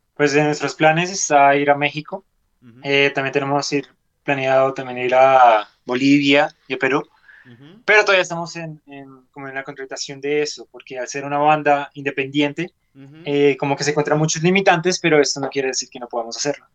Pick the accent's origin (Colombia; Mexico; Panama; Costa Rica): Colombia; En este país llevamos más de 50 años con una guerra interna